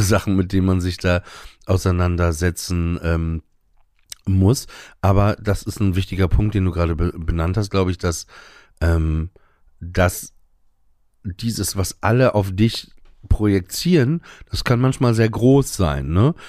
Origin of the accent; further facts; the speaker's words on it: Emsland, Lower Saxony, Germany; im Emsland, wo ich aufgewachsen bin